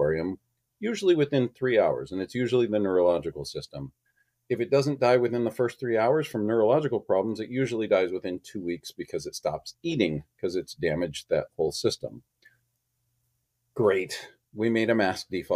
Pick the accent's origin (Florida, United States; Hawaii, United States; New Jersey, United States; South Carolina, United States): Hawaii, United States; moved away; when I grew up in Hawaii, I went to Hanama Bay weekly